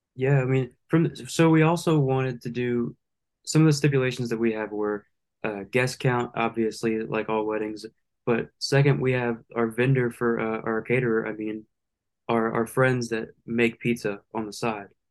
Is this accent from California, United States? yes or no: no; Lake Charles, Louisiana, United States; I'm from Lake Charles, Louisiana, born and raised